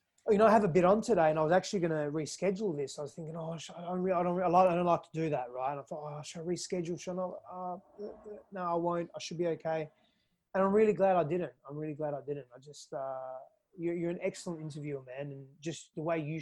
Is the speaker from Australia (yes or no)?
yes; Fremantle, Western Australia, Australia; moved away as an adult; also born or lived in California; now in Austin, United States; I was born in East Fremantle. Woodside Hospital, and I was I grew up in Fremantle and Spearwood